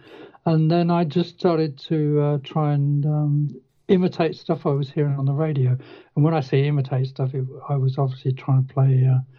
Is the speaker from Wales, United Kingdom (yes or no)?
no; Reading, South East England, United Kingdom; I grew up in Reading, which is like half an hour from London by train or car.